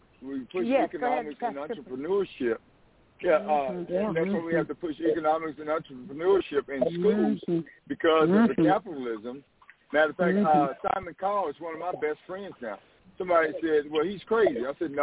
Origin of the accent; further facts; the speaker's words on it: the South, United States; I'm from the South for real.